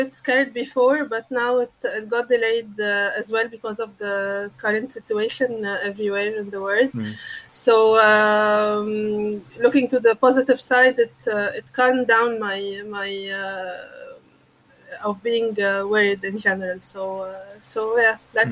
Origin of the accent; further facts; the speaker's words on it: Cairo, Cairo Governorate, Egypt; I'm in Cairo, my hometown